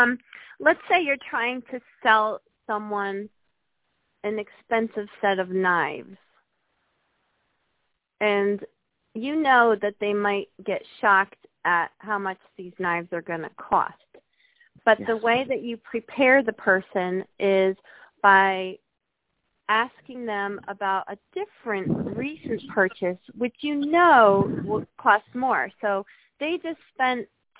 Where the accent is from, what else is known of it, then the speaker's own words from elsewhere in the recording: United States; we as American people